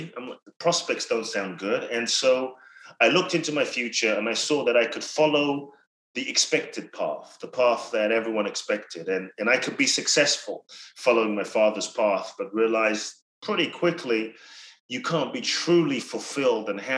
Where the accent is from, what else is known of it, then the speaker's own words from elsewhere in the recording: London, United Kingdom; moved away as an adult; also born or lived in Ghana; now in United States; I grew up in London from 3 to 18